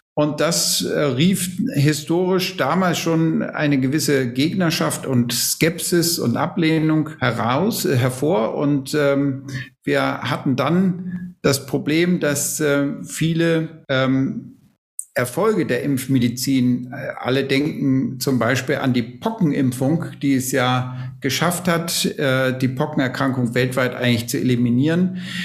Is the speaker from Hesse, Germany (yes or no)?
no; Schleswig-Holstein, Germany; moved away as an adult; also born or lived in Lübeck; now in Munich, Germany; bin eigentlich äh, Schleswig-Holsteiner, der jetzt in seinem Leben länger in Bayern mittlerweile lebt, als er in Schleswig-Holstein aufgewachsen ist und studiert hat